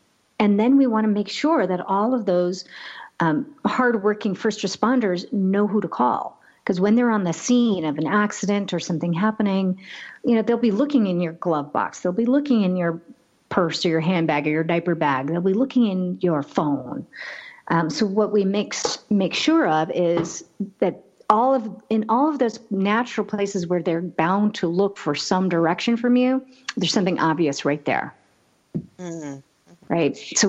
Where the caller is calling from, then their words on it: Boulder, Colorado, United States; I am in Boulder, Colorado, a beautiful Front Range, yes.